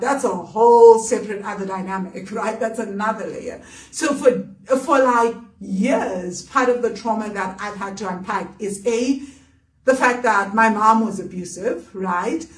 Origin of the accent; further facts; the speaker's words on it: South Africa; we were growing up in South Africa that was capitalist